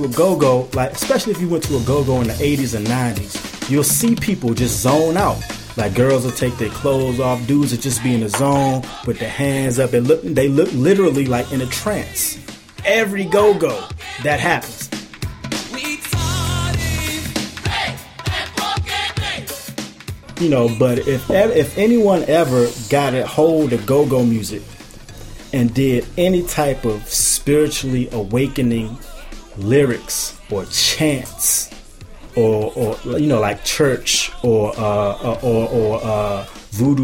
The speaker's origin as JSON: {"language": "English", "town": "Washington", "region": "District of Columbia", "country": "United States", "tie": "born or raised there", "said": "I'm from Southeast"}